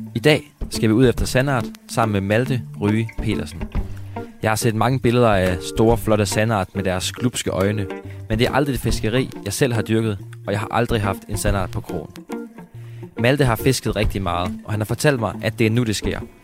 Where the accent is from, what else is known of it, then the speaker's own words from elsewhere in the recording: Mossø, Central Denmark Region, Denmark; jeg voksede op omkring Mosø